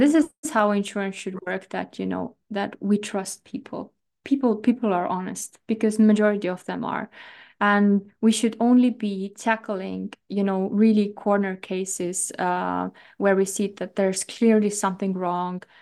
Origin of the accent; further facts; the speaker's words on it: Estonia; I come from Estonia